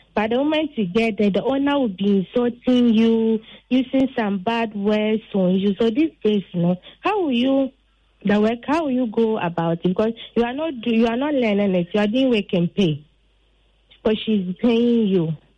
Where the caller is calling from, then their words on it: Butre, Western Region, Ghana; I'm calling from Butre.